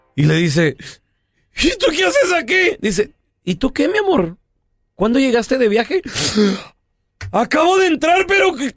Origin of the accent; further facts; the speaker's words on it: Chihuahua, Mexico; also born or lived in Los Angeles; now in United States; Yo soy de Chihuahua